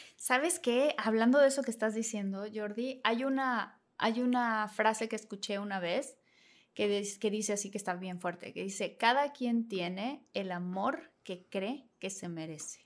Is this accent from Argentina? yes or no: no; Villahermosa, Tabasco, Mexico; moved away as an adult; Venía de Villahermosa, Tabasco